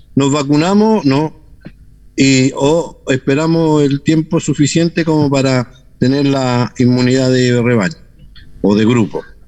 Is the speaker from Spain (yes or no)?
no; Chile; nuestra forma de ser como chileno